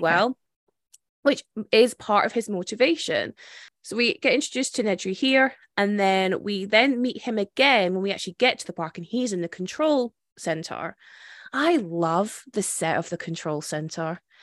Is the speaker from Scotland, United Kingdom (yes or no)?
yes; Scotland, United Kingdom; as a Scottish person